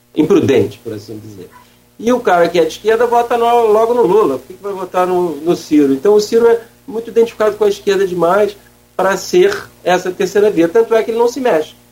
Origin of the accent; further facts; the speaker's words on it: Brazil; Nós todos somos brasileiros